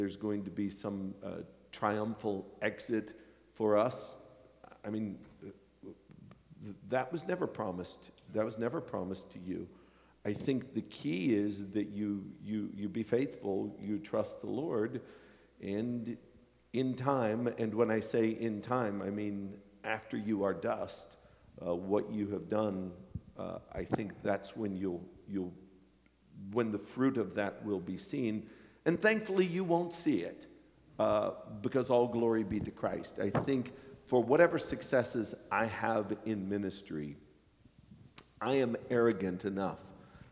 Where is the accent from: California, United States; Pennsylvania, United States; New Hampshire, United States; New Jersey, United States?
Pennsylvania, United States; now in New York City, United States; the little town where I was raised in Pennsylvania